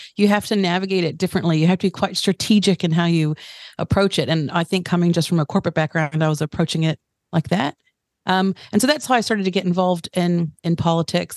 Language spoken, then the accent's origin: English; United States; moved away as an adult; now in Tauranga, New Zealand; I'm American-born New Zealander. So I've spent the last 15 years in mm-hmm. Tauranga